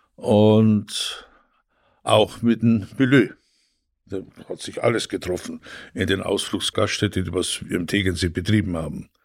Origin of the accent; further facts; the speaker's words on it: Tegernsee, Bavaria, Germany; moved away as an adult; also born or lived in Italy; now in Northern Germany, Germany; Ich komme aus dem schönen Tegernsee. Ich Bin auch da groß geworden